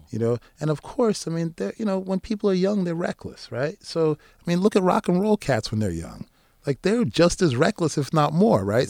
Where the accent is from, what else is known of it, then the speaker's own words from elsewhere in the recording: East Coast, United States; now in New Jersey, United States; I live in Jersey. I'm from the East Coast